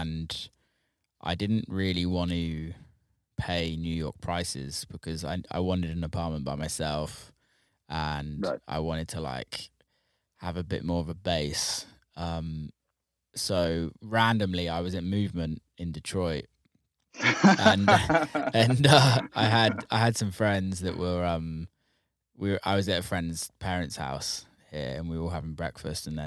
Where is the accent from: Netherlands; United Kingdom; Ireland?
United Kingdom; England; My like English ass